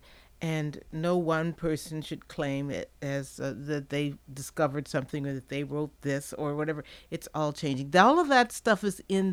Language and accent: English; Midwest, United States; moved away as an adult; now in Charlottesville, United States; I'm from the Midwest